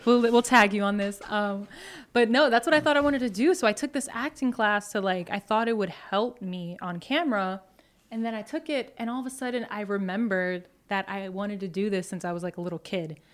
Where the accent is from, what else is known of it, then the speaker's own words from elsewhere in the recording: Long Island, New York, United States; now in Astoria, Queens, United States; I grew up on Long Island